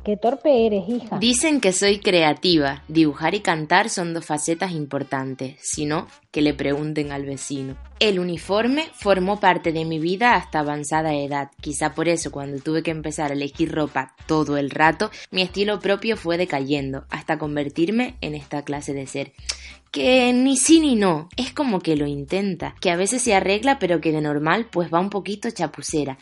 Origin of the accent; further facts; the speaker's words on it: Tenerife, Canary Islands, Spain; moved away as an adult; now in Madrid, Spain; Vengo de Tenerife para estudiar periodismo y comunicación audiovisual en Madrid